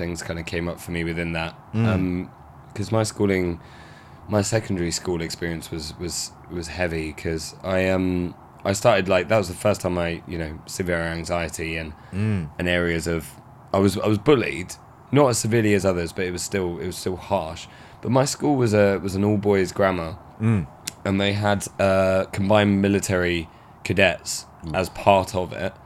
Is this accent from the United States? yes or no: no; Maidstone, South East England, United Kingdom; my hometown was a real boxed in thing. There was real lack of youth engagement, lack of mental health practitioner going on. Maidstone in Kent